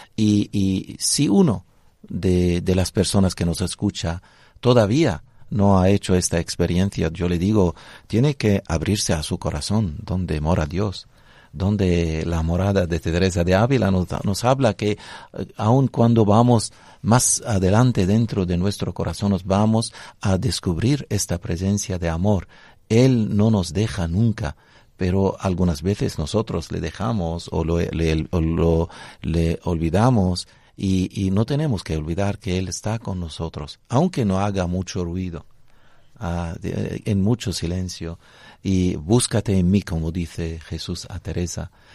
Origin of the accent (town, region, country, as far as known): Lebanon; Spanish is a second language